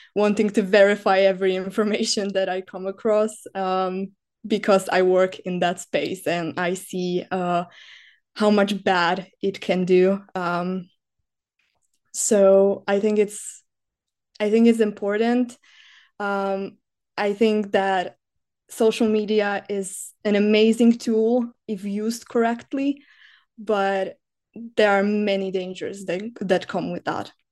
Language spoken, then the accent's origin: English; Slovakia; moved away as an adult; now in Czech Republic; I come from Slovakia